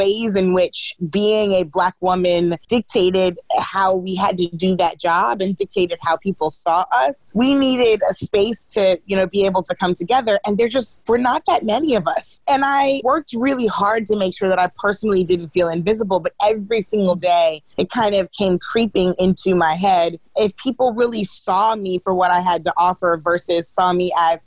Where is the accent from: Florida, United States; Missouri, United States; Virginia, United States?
Missouri, United States; St. Louis; St. Louis is my hometown